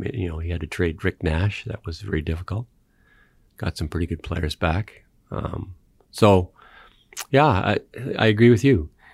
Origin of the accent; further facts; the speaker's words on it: Canada; I'm a Canadian